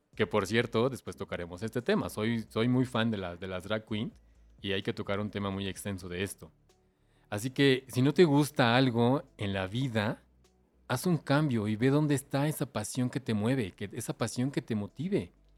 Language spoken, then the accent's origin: Spanish; Mexico; Soy mexicano y soy amante de nuestro folclore